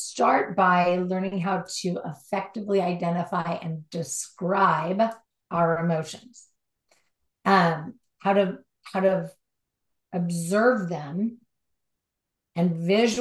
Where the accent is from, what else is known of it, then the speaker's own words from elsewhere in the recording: Southern California, United States; Born and raised in Southern California, driving on the LA freeways